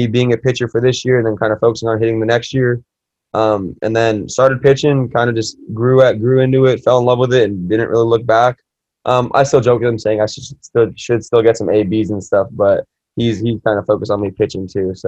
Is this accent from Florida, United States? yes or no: no; Anaheim, California, United States; I'm born and raised in Anaheim, so I'm a local guy.